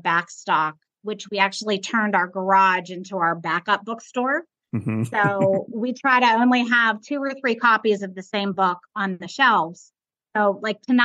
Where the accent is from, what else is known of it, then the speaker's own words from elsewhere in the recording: Pittsburgh, Pennsylvania, United States; moved away as an adult; now in Myrtle Beach, United States; We're both from Pittsburgh.